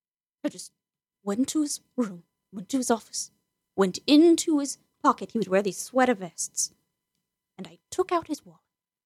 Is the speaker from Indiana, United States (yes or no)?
no; California, United States; The top part of the California.